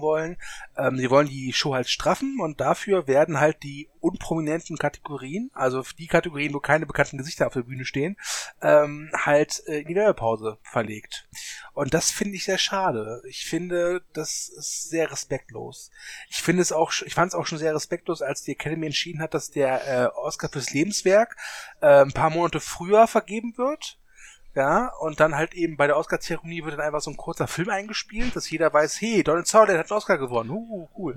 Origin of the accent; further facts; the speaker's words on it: Germany; als Deutscher